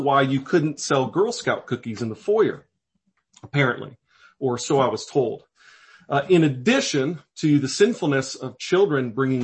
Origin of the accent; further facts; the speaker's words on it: Davenport, Iowa, United States; the church that I grew up at in Davenport, Iowa